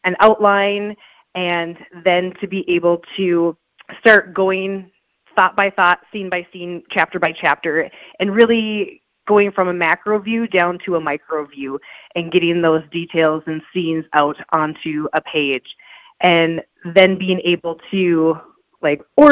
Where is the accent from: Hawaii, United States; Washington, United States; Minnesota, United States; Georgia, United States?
Minnesota, United States; Beltrami; now in East Grand Forks, United States; growing up in Beltrami, Minnesota, there's 101 people